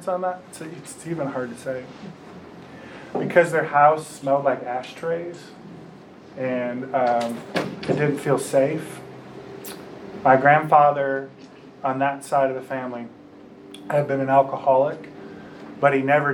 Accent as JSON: {"language": "English", "town": "Warren", "region": "Michigan", "country": "United States", "tie": "born or raised there", "also_born_or_lived": "Kansas", "said": "I grew up, I was born right outside of Detroit, Michigan, in a little place called Warren"}